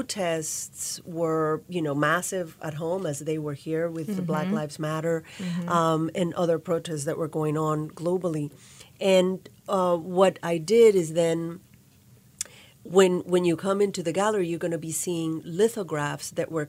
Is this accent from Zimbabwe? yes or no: no; Nicaragua; also born or lived in New Orleans, United States / Pittsburgh, United States; now in Kalamazoo, United States; I grew up in Nicaragua and also New Orleans, so hence the café au lait, café con leche.